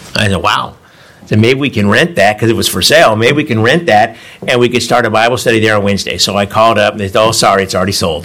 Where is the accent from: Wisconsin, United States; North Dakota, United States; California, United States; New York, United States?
California, United States; Davis; moved away as an adult; also born or lived in San Francisco, California; now in France; I'm from Davis, just down the road